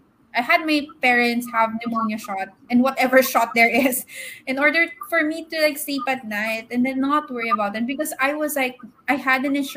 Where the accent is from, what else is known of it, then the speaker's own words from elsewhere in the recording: Philippines; moved away; No, I'm pure Filipino.